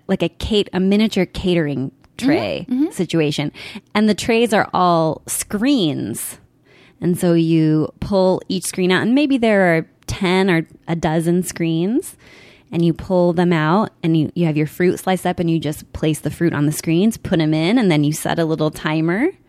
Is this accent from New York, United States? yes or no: no; Eugene, Oregon, United States; I grew up in Eugene, Oregon.